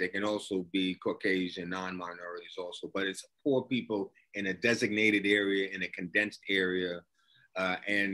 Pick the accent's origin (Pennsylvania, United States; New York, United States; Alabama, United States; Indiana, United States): New York, United States; New York City; my transition from the ghetto, from the Mott Haven section of the Bronx